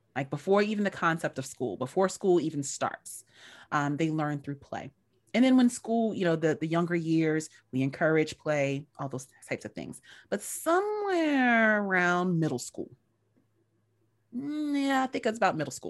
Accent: North Carolina, United States; moved away; I'm a country girl, I'm from North Carolina originally

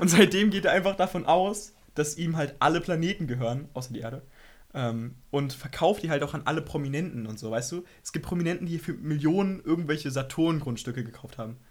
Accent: Berlin, Germany; ich komme aus Berlin

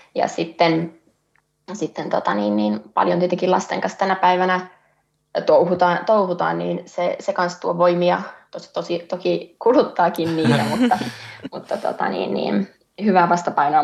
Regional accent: North Ostrobothnia, Finland; Pohjois-Pohjanmaalle, Pohjois-Suomeen, mistä itse olen kotoisin

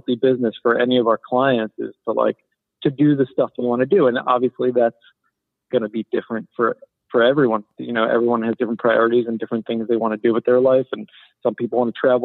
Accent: Philadelphia, Pennsylvania, United States; also born or lived in Boston; I'm from Philadelphia area, suburbs of Philly

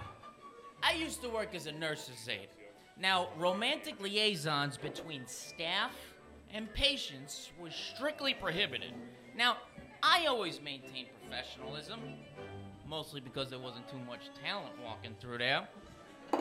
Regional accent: New York, United States; moved away; also born or lived in Los Angeles; I'm from New York, but I was living in Los Angeles

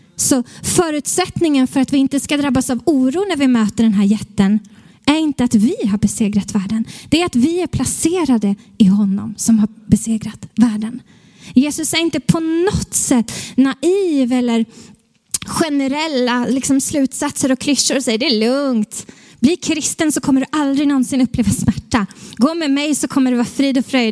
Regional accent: Stockholm, Stockholm County, Sweden; som stockholmare som är här

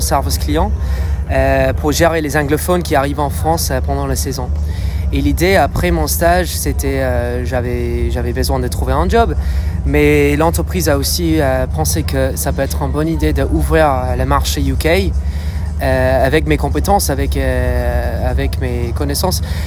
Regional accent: Dublin, Leinster, Ireland; accent: British; French is a second language; moved away; je viens d'Irlande à la base, de Dublin

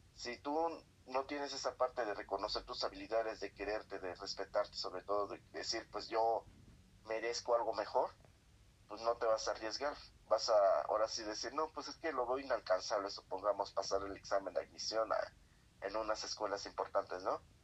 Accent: Guerrero, Mexico; moved away; also born or lived in Mexico City; yo me salí de las, del estado de Guerrero por estudiar un mejor, en una mejor escuela

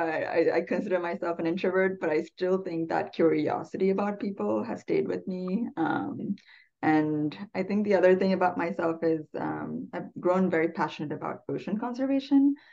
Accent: Sri Lanka; English is a second language; also born or lived in Canada / Abu Dhabi, UAE / New Mexico / Colorado; now in United States; I am from Sri Lanka and have lived in Canada and Abu Dhabi in the UAE before moving here to the US

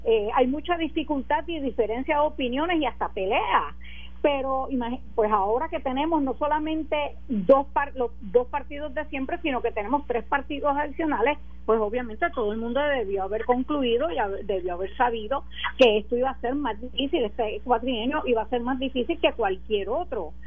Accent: Puerto Rico; como una puertorriqueña más

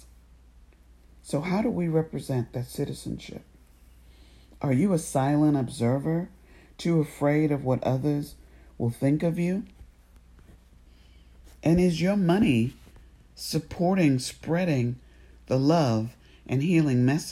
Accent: United States; as an American

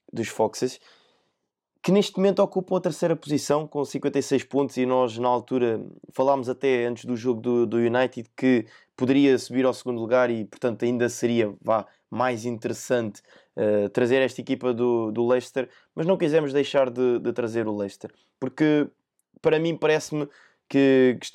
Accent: Portugal; eu como português

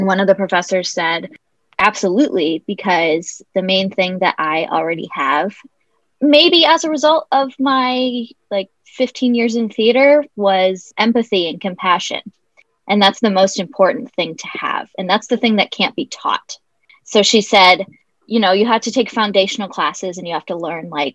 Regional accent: Iowa, United States; also born or lived in Virginia; now in Pittsburgh, United States; I currently live in Pittsburgh. I'm from Iowa originally by way of Virginia.

